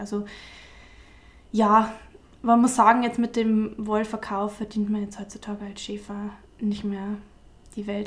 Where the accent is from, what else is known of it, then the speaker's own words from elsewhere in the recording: near Eichstätt, Altmühltal, Bavaria, Germany; accent: Bavarian; also born or lived in Freising; ich komme aus der Nähe von Eichstätt-Ingolstadt, aus dem wunderschönen Altmühltal